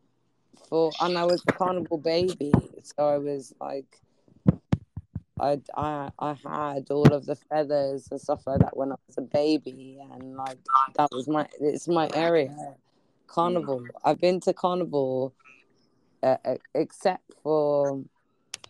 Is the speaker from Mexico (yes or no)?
no; United Kingdom; I'm black. I'm from Britain